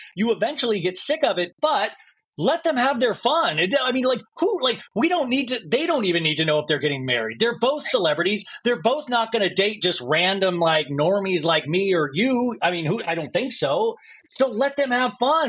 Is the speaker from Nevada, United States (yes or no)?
no; Olathe, Kansas, United States; I'm from Kansas as well. Like I'm actually from Olathe, Kansas